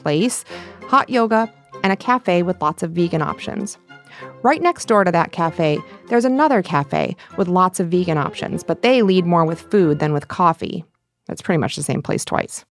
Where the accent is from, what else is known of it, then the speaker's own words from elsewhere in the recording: Michigan, United States; now in Los Angeles, United States; Where I grew up in Michigan, the Copper Keg would be called a party store.